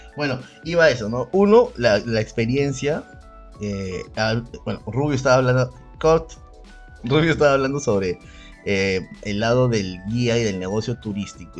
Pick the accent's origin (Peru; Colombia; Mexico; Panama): Peru; en el Perú arrastramos mucho como trauma hasta ahora eh, el racismo